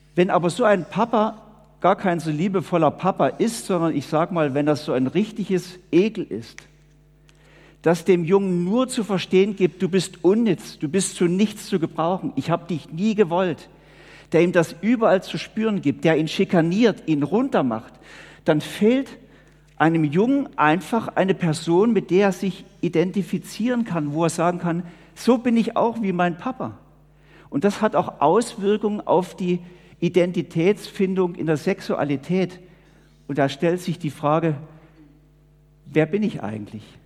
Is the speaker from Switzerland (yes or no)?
yes; Switzerland; wir als Schweizer